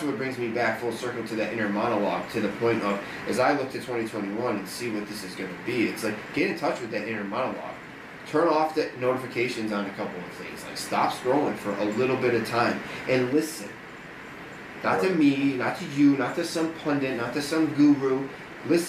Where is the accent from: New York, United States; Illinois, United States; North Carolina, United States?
Illinois, United States; Chicago; I'm from outside of Chicago